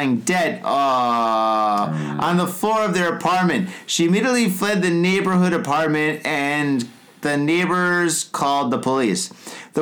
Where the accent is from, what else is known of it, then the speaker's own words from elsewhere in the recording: United States; now in Japan; we're from the States